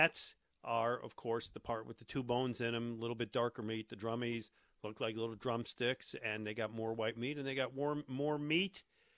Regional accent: Buffalo, New York, United States; moved away; I grew up in Buffalo, New York.

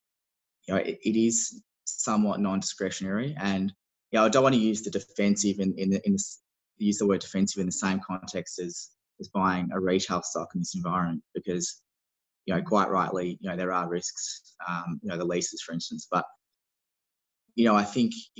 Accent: Melbourne, Victoria, Australia; I'm from Melbourne

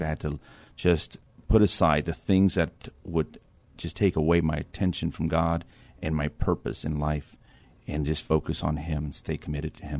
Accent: Edinburg, Texas, United States; moved away as an adult; now in New Braunfels, United States; I'm from Edinburgh, Texas

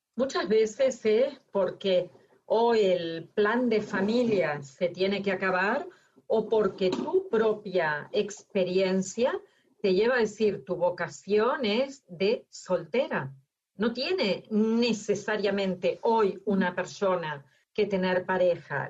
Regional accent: Argentina; moved away; yo que nací en Argentina, me encontré en Argentina con mi marido que es de Cataluña

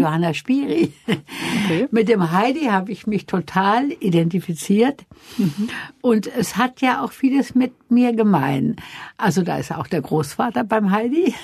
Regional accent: Wuppertal, North Rhine-Westphalia, Germany; also born or lived in a village in Franconia; ich bin in Wuppertal geboren und war dann sechs Jahre evakuiert auf einem, in einem fränkischen Dorf und dann kam ich zurück nach Wuppertal

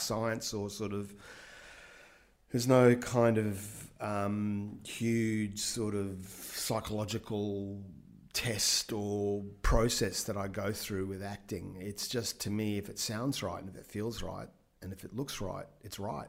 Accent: Brisbane, Queensland, Australia; I grew up in Brisbane in the 70s

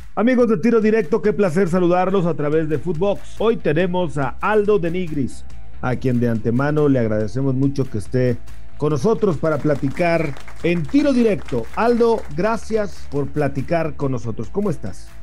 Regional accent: Torreón, Coahuila, Mexico; yo soy de Torreón

